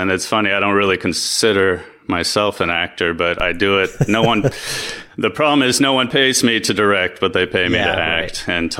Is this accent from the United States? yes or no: yes; Los Angeles, California, United States; moved away as an adult; also born or lived in Germany / New Jersey; now in Berlin, Germany; I was born in Germany. I moved to America when I was 8 months old. So I grew up 7 years in New Jersey, then the rest in California in the Los Angeles area. I moved back to Germany in 1995. And I've been living here for 23 and a half years now.